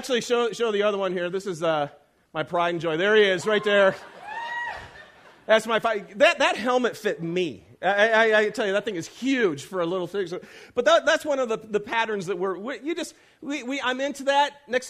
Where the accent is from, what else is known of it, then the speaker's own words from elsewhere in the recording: Lapeer, Michigan, United States; I'm from Lapeer, Michigan, okay?